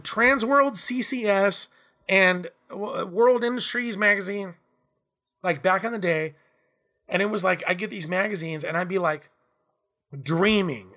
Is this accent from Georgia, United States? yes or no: no; Southern California, United States; Growing up in Southern California